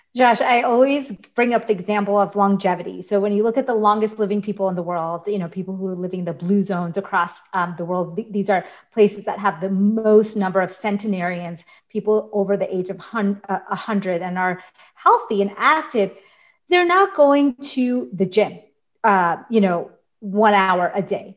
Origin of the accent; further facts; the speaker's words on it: New York, United States; I grew up in New York